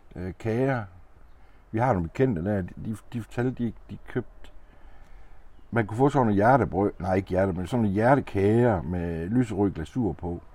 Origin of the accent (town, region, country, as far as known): Denmark; born or raised there